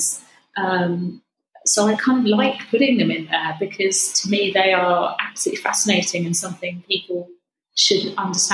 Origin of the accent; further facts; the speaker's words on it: Suffolk, East of England, United Kingdom; moved away; I grew up in Suffolk. I grew up with farmers and a lot of friends are still farming there.